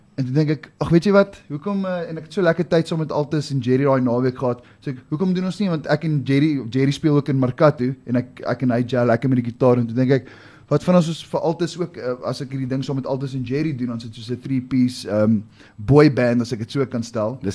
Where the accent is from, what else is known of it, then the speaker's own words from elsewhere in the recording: South Africa; ek is nie Italiaans nie. Ek is 'n Suid-Afrikaner, born, bred, raised